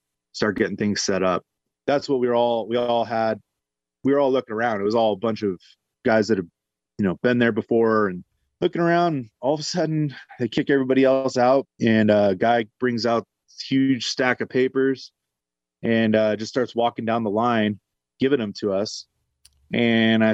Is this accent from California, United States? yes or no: yes; Bay Area, California, United States; moved away; also born or lived in Colorado Springs; I'm originally from the Bay Area